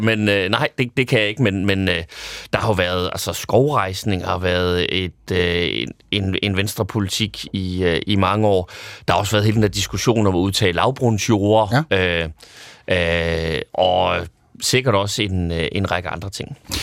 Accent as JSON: {"language": "Danish", "area": "North Jutland", "region": "North Denmark Region", "country": "Denmark", "moved": "yes", "lives_now": "Copenhagen, Denmark", "said": "jeg er super nordjyde"}